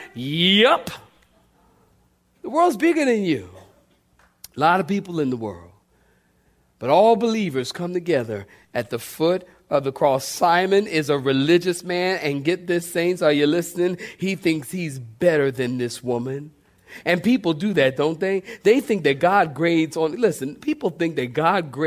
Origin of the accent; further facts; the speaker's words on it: Philadelphia, Pennsylvania, United States; moved away; I grew up in Philly